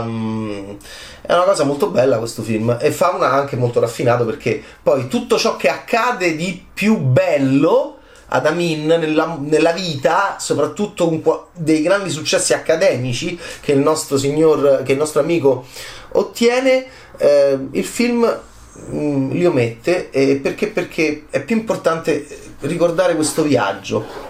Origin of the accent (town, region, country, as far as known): Italy